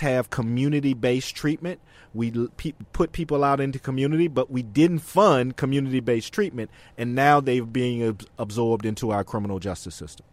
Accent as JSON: {"language": "English", "region": "Alabama", "country": "United States", "tie": "born or raised there", "moved": "yes", "said": "back in my home state in Alabama"}